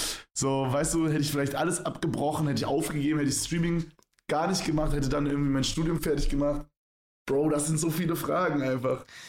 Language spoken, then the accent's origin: German; Berlin, Germany; moved away; bei uns in Berlin